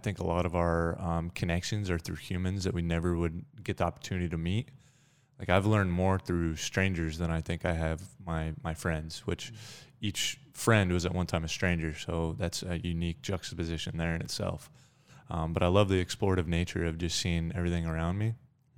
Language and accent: English; Thornton, Colorado, United States; So I grew up in Thornton, Colorado, which is just a little bit north of Denver, about 20 miles.